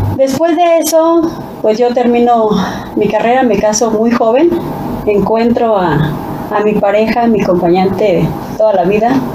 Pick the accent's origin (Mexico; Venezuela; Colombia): Mexico; ahí es donde yo me nací y crecí en el Adolfo López Mateos